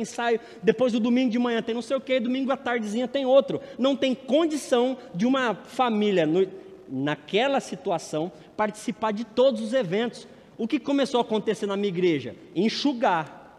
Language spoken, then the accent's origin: Portuguese; São Paulo, Brazil; A igreja de onde eu tive minha adolescência em São Paulo